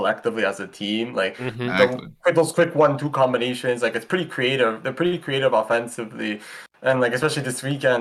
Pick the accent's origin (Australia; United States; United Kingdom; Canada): Canada; I'm from Canada